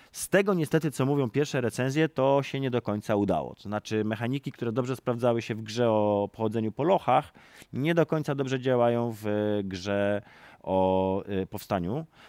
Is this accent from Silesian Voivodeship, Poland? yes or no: no; Warsaw, Masovian Voivodeship, Poland; jestem warszawiakiem z urodzenia